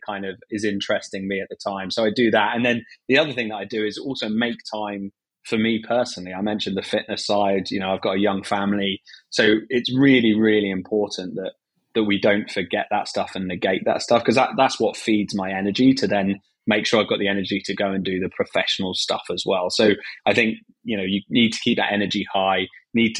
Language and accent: English; England, United Kingdom; as a British guy